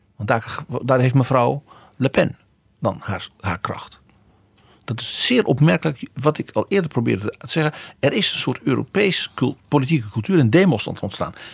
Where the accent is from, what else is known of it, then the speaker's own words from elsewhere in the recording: Netherlands; bij ons in Brabant en Limburg